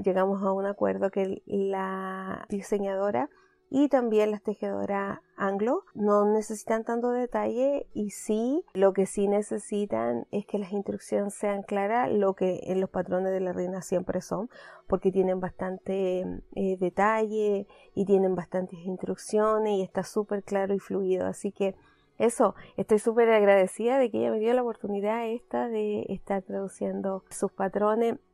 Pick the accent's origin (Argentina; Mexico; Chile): Chile; now in Canada; como chilenas queremos